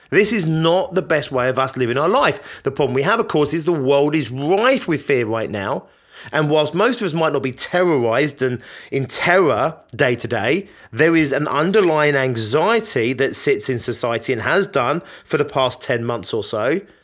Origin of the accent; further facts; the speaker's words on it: Richmond Park, London, United Kingdom; I grew up near Richmond Park